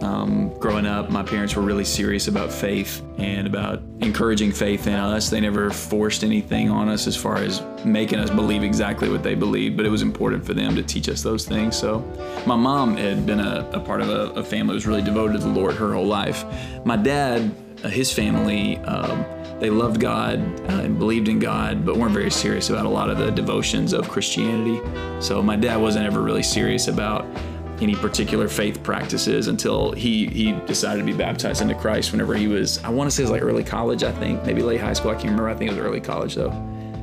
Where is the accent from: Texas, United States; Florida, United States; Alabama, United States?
Alabama, United States; moved away as an adult; also born or lived in Birmingham, Alabama / Atlanta; now in Brooklyn, United States; I grew up in Alabama.